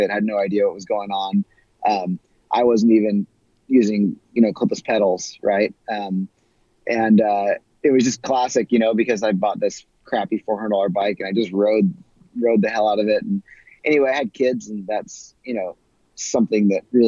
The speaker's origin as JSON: {"language": "English", "region": "California", "country": "United States", "tie": "born or raised there", "said": "growing up in California and spending a lot of time in the desert Southwest"}